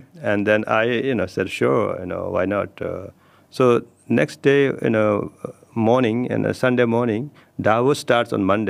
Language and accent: English; Nepal; Yes, and I come from Himalayas. Yeah. I come from Nepal.